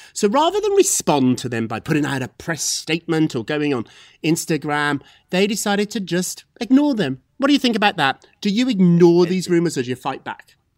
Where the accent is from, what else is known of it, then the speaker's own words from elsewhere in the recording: Scotland, United Kingdom; moved away; I'm from Scotland too.